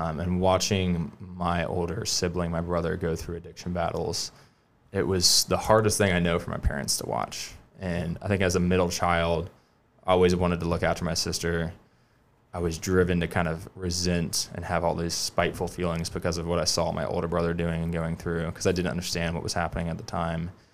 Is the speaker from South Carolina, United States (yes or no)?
yes; Charleston, South Carolina, United States; I grew up in West Ashley, went to the college of Charleston